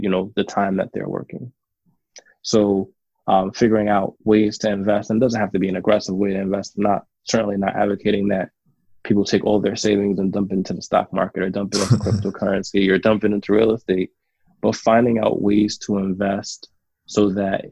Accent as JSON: {"language": "English", "region": "New York", "country": "United States", "tie": "born or raised there", "said": "I was growing up in New York."}